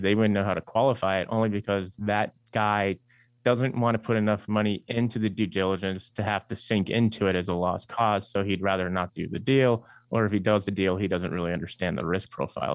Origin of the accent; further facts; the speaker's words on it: Eastern Long Island, New York, United States; We're from Eastern Long Island, and you know we both went to school in New York City